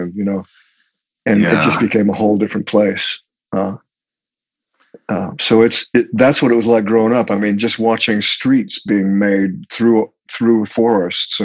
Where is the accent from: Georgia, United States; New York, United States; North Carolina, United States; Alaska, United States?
Alaska, United States; Anchorage; moved away; also born or lived in Salt Lake City, Utah / Los Angeles; Alaska. I grew up there.